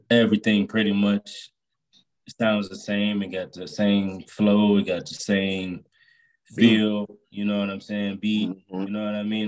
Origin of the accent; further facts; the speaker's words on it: Youngstown, Ohio, United States; I'm from Youngstown, Ohio as well.